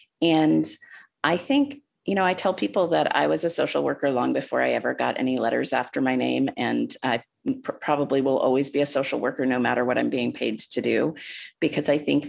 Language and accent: English; Fairbanks, Alaska, United States; also born or lived in Nutok, Alaska / Anchorage, Alaska; I use they, them pronouns. I was born in Fairbanks and then raised on Yupik land in Nutok, Alaska, and then on Lower Tanana Dene land back in Fairbanks. I've been living in Anchorage for, I think 8 years this time around. I'm a queer person